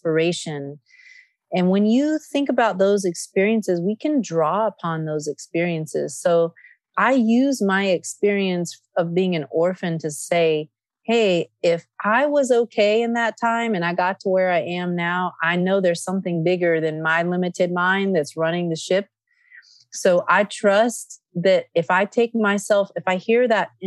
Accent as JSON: {"language": "English", "town": "Nevada City", "region": "California", "country": "United States", "tie": "born or raised there", "also_born_or_lived": "Athens, Greece", "said": "Nevada City, California, which is my hometown"}